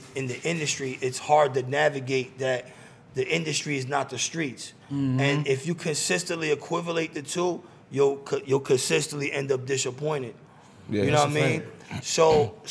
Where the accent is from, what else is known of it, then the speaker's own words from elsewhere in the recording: New York City, New York, United States; moved away; I'm from the Bronx, but from the Northwest Bronx. It's literally, like, adjacent to Yonkers